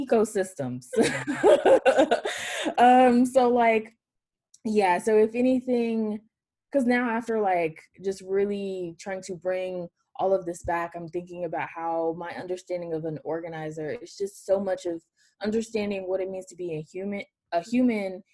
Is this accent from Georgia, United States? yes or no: yes; Atlanta, Georgia, United States; Born and raised in Atlanta, Georgia